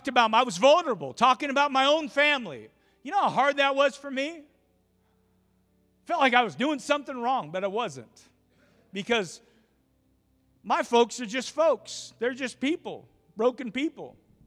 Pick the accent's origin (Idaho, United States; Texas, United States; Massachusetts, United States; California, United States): Idaho, United States; Twin Falls; went to the same church that I was raised in Twin Falls.